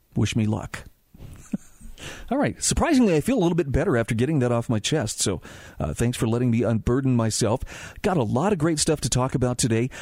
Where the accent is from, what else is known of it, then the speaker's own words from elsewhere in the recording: Utah, United States; my home state of Utah